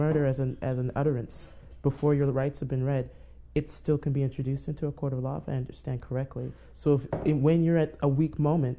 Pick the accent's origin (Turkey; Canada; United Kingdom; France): Canada; Being a Canadian